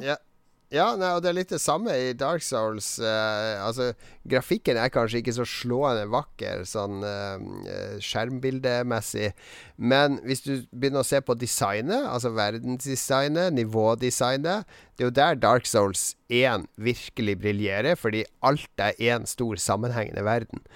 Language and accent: Norwegian; Harstad, Troms, Norway; moved away; når jeg var hjemme i Harstad